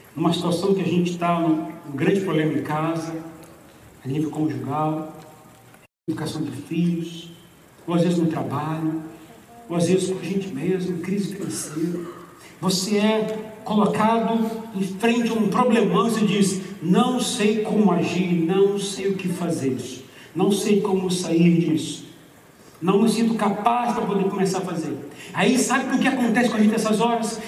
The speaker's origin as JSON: {"language": "Portuguese", "country": "Brazil", "said": "Eu sou brasileiro"}